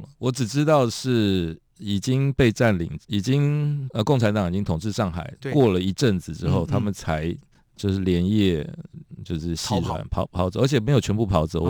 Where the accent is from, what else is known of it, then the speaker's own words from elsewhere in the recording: Taiwan; 我们这个在台湾长大，